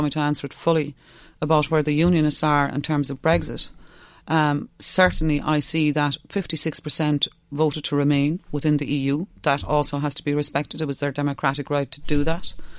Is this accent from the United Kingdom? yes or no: no; West Cork, Munster, Ireland; first language Irish; English is a second language; I'm from West Cork. I'm from a Gaeltacht.